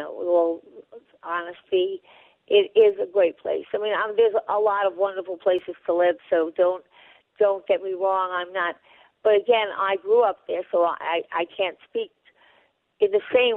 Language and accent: English; Franklin Square, New York, United States; also born or lived in Syosset / Oyster Bay Cove; I grew up in Franklin Square, on the border of Franklin Square, Garden City South